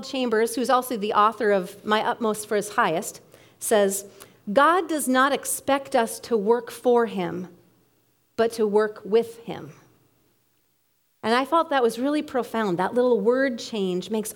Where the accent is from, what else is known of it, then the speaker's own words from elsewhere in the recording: Bemidji, Minnesota, United States; Growing up in Bemidji, I actually have a lot of family members who curl.